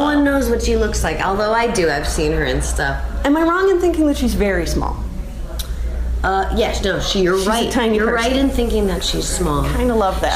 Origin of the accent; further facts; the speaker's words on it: New Hampshire, United States; I was raised in New Hampshire